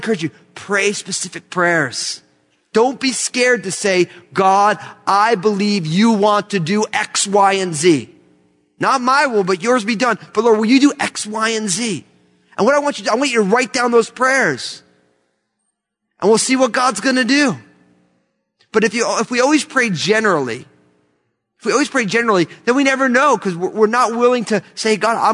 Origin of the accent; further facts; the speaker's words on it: United States; I love being an American